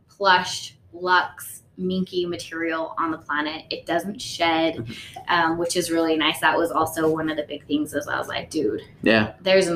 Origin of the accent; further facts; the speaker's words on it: Utah, United States; also born or lived in New York; I was born in Utah, and you know, in the beginning, for until I was like third grade, I had that typical Utah like you know, mom, dad, brothers.